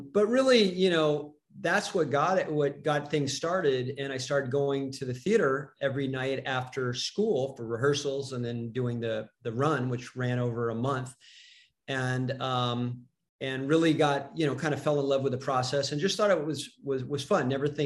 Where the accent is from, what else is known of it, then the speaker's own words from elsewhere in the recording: Dallas, Texas, United States; I grew up in Dallas, Texas